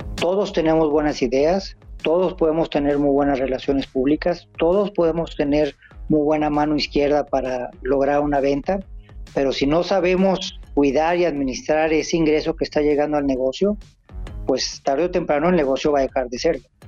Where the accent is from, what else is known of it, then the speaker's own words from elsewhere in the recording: northern Mexico, Mexico; soy norteño y acá la cerveza se toma como agua